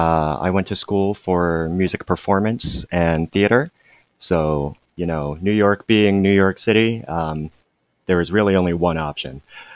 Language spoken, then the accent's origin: English; Gyeonggi Province, South Korea; born there; allegedly I was born in Gyeonggi-do.